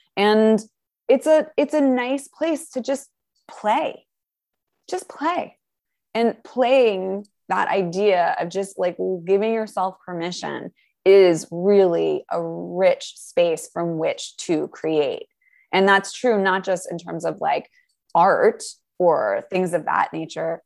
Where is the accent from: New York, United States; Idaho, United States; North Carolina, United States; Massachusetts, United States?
New York, United States; I'm a New Yorker.